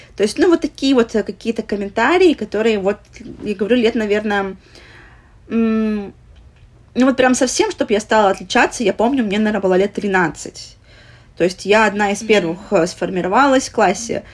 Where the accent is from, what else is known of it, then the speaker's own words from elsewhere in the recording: Vladivostok, Primorsky Krai, Russia; moved away as an adult; now in Philippines; мы из Владивостока